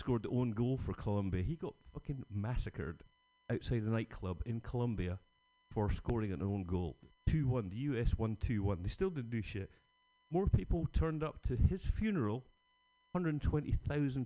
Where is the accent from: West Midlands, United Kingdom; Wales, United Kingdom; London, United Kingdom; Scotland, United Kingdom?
Scotland, United Kingdom; Being Scottish